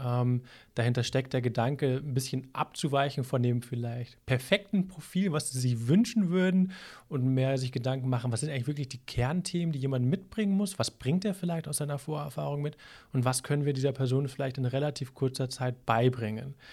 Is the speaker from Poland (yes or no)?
no; Hamburg, Germany; now in Minden-Lübbecke, Germany; das sage ich als Hamburger